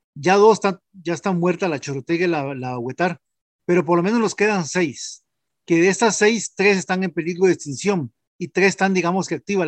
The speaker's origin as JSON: {"language": "Spanish", "country": "Costa Rica", "said": "somos costarricenses"}